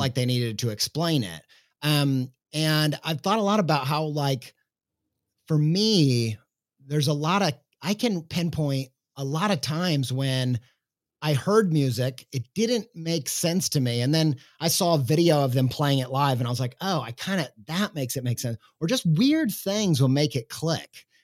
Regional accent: United States; as an American

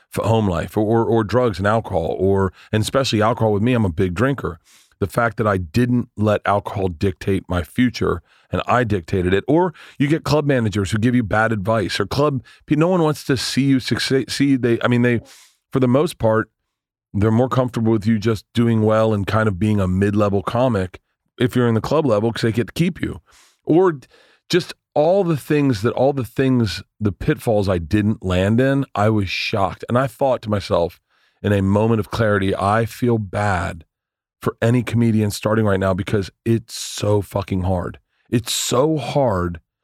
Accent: Tampa, Florida, United States; moved away; I grew up in Tampa, so I like I know everyone in Tampa.

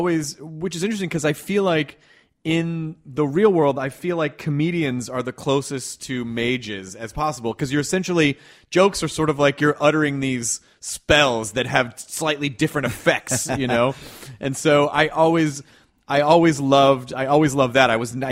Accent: Memphis, Tennessee, United States; also born or lived in Kentucky; I grew up in the South. I was born in Kentucky and grew up in Memphis, Tennessee, and was always sort of socially outcast.

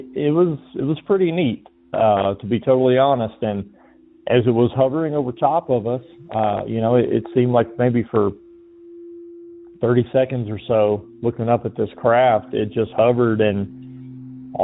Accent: Georgia, United States; moved away; also born or lived in Okinawa, Japan; I'm originally from Georgia

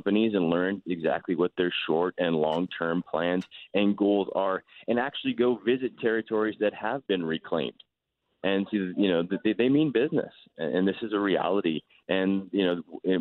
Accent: Calgary, Alberta, Canada; I'm from Calgary

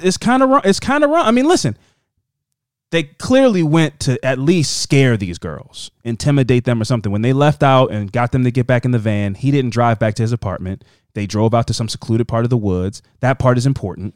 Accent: Baltimore, Maryland, United States; we're from Baltimore.

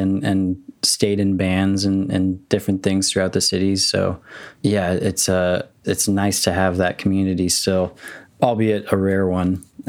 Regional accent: Arizona, United States; born there; also born or lived in Minnesota / Houston, Texas; Kind of all over. I was born in Arizona.

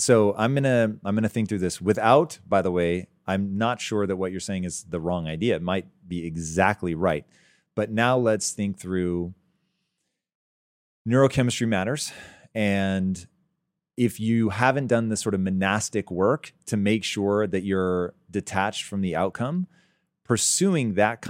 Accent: Tacoma, Washington, United States; I was raised in Tacoma.

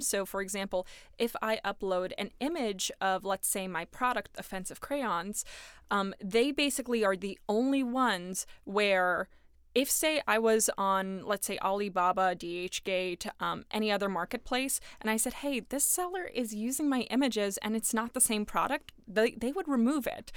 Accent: New York, United States; I am from New York

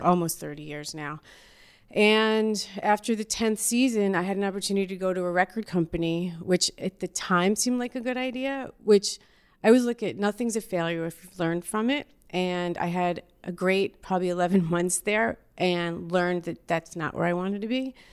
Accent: Yonkers, New York, United States; I'm from Yonkers, New York, the Y O, Y O for life

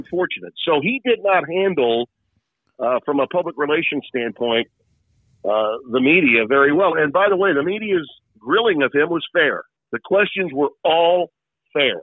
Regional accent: Shreveport, Louisiana, United States; my hometown

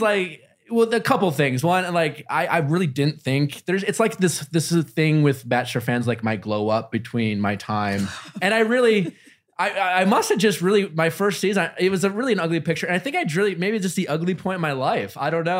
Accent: Wisconsin, United States; I grew up in Wisconsin

